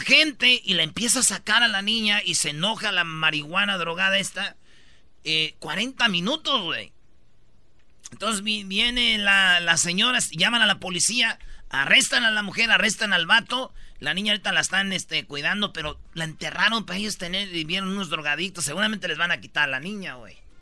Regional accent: Mexico; Siete horas pide que trabajemos los mexicanos

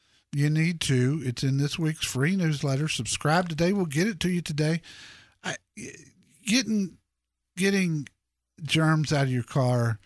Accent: Dallas, Texas, United States; that's where I grew up.

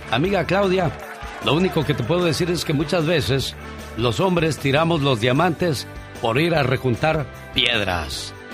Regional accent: San Miguel de Allende, Guanajuato, Mexico; also born or lived in Los Angeles County, United States; En San Miguel el Alto, eh, en San Miguel de Allende, Guanajuato.

